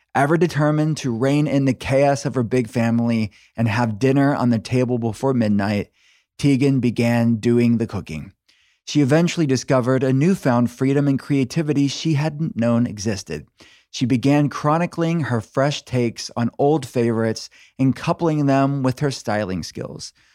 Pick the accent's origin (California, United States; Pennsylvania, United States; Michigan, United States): Pennsylvania, United States; Pittsburgh; I'm from Pittsburgh